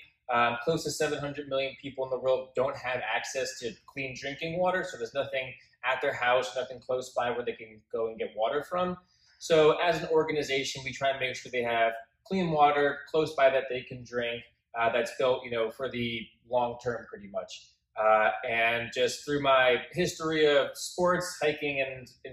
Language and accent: English; Scotch Plains, New Jersey, United States; I'm originally from Union County or Scotch Plains